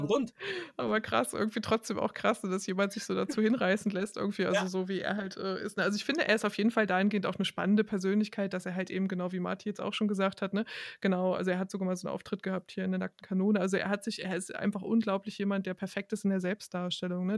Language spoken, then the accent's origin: German; Hanover, Lower Saxony, Germany; moved away; Ich komme nämlich aus Hannover, genau, ich komme ursprünglich aus Hannover